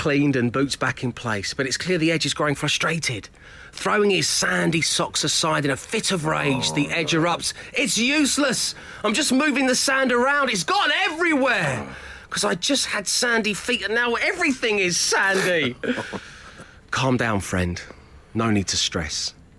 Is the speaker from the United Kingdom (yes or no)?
yes; South East England, United Kingdom; I didn't sound like this when we took off! I'm from Surrey!